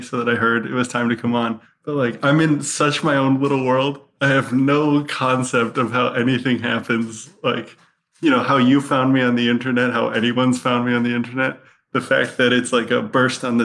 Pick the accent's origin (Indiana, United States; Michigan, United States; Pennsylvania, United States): Michigan, United States; outside of Detroit; moved away; I'm from outside of Detroit.